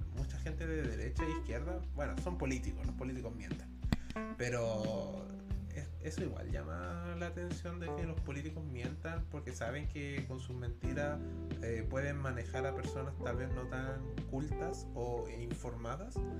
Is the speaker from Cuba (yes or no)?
no; Chile; soy de una institución bastante odiada en mi país